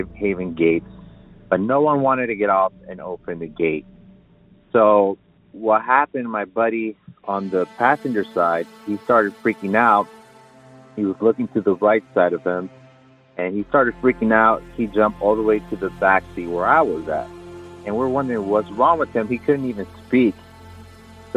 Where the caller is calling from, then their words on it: Riverside, California, United States; I'm calling from Riverside, California